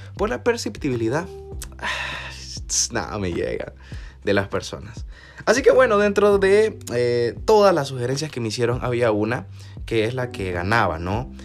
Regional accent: El Salvador; como juventud salvadoreña

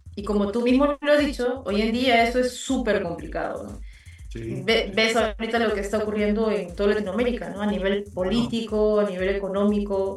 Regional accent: Lima, Peru; also born or lived in Abancay; yo nací en Lima, pero todas mis raíces son quechuas

